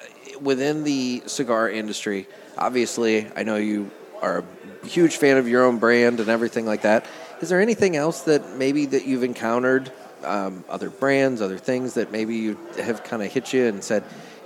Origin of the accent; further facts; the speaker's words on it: Illinois, United States; we come from Illinois